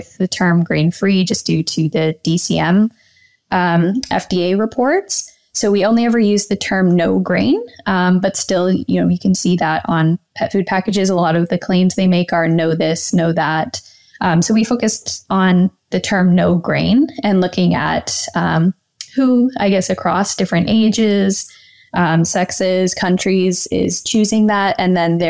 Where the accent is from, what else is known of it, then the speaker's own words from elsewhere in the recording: Pickering, Ontario, Canada; also born or lived in Guelph, Ontario / Toronto, Ontario; So I grew up in Pickering, Ontario, just outside of Toronto.